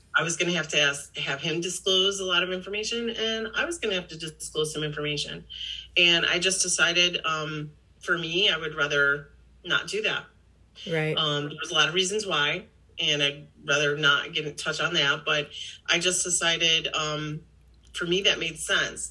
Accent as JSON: {"language": "English", "town": "Victor", "country": "United States", "tie": "born or raised there", "said": "my hometown of Victor"}